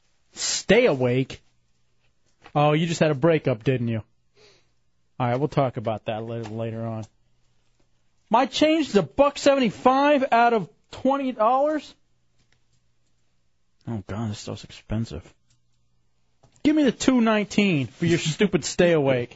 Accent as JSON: {"language": "English", "region": "Texas", "country": "United States", "tie": "born or raised there", "also_born_or_lived": "Michigan / Maryland", "moved": "yes", "lives_now": "Florida, United States", "said": "I grew up in Texas, moved to Michigan"}